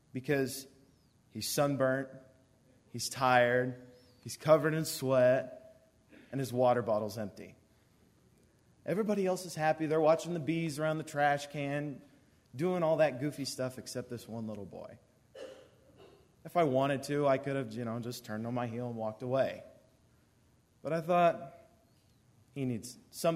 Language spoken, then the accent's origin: English; Warsaw, Missouri, United States; I'm from Warsaw